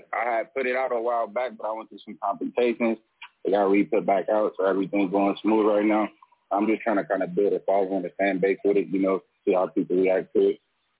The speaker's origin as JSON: {"language": "English", "town": "Pomona", "region": "California", "country": "United States", "also_born_or_lived": "Barstow, California", "said": "I'm calling right now, and I'm in Barstow, California, but I'm from Pomona, from the north side of Pomona, California."}